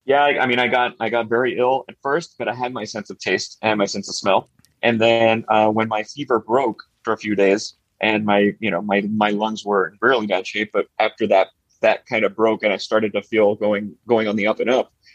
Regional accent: Miami, Florida, United States; born and raised in Miami, Florida

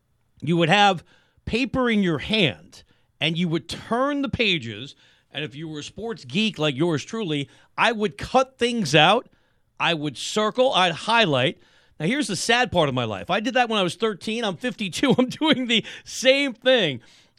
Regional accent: Westchester County, New York, United States; also born or lived in Bronx, New York; When I was a kid growing up in Westchester County, just north of the city, went to high school in the Bronx

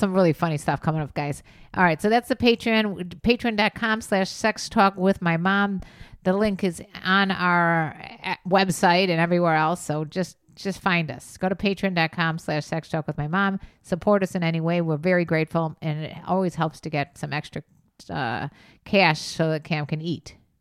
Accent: Chicago, Illinois, United States; accent: Chicago

